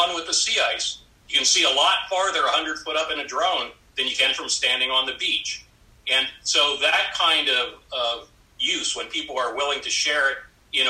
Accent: South Central Pennsylvania, United States; now in Alaska, United States; I was born and raised in South Central Pennsylvania.

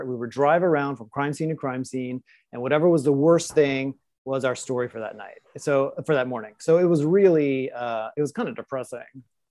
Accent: New Orleans, Louisiana, United States; moved away as an adult; also born or lived in Las Vegas, Nevada / Los Angeles, California; now in Palm Springs, United States; I'm originally from New Orleans

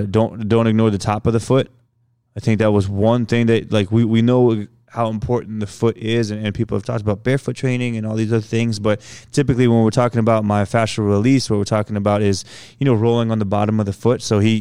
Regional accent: Philippines; now in Indianapolis, United States; we eat with rice because we're Filipino and that's just what we do.

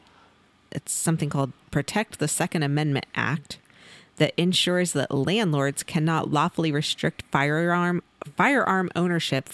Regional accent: Missouri, United States; I'm from Missouri

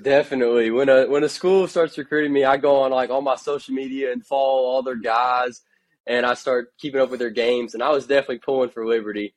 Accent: Kentucky, United States; growing up in Kentucky

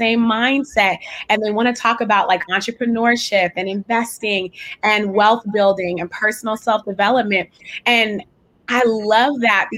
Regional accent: Richmond, California, United States; I'm from the San Francisco Bay Area, so I'm from a place called Richmond

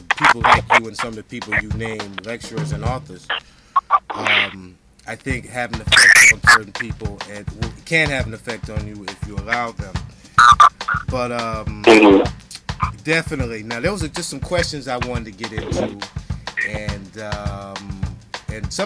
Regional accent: United States; now in Washington, D.C., United States; I'm from New York, New Jersey area

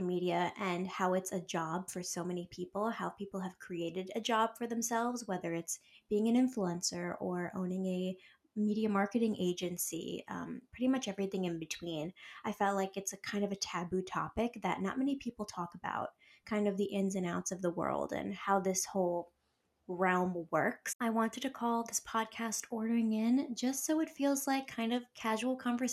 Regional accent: New York, United States; I'm from New York

